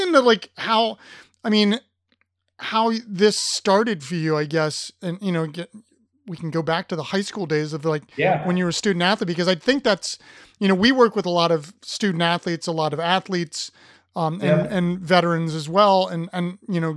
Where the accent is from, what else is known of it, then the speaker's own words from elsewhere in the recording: Upper Arlington, Ohio, United States; moved away; Upper Arlington, my hometown. We used to go swimming at this pool called Tremont, which is literally a quarter of a mile from where I grew up.